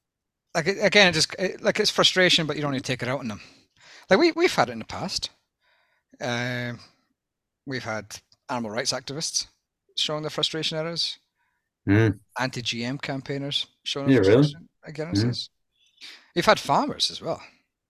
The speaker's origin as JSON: {"language": "English", "region": "Scotland", "country": "United Kingdom", "moved": "yes", "lives_now": "Australia", "said": "I'm Scottish"}